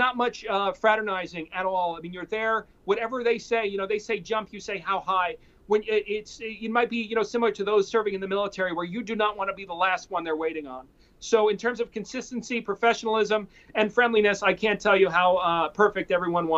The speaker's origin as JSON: {"language": "English", "region": "New York", "country": "United States", "tie": "born or raised there", "moved": "yes", "lives_now": "Los Angeles, United States", "said": "I grew up in New York, and the one beautiful thing I loved about it was the diversity"}